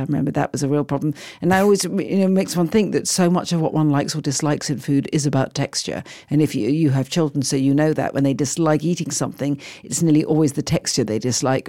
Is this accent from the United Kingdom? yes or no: yes; United Kingdom; also born or lived in London; I feel very proud as a British person to hear this.